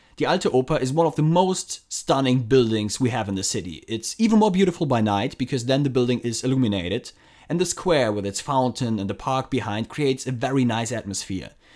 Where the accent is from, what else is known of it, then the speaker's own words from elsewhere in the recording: Frankfurt, Hesse, Germany; growing up in Frankfurt